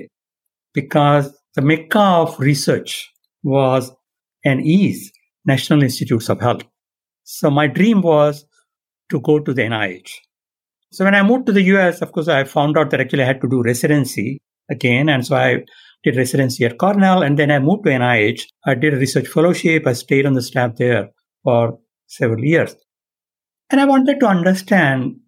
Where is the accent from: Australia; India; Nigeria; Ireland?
India; now in San Diego, United States; I was born and raised in India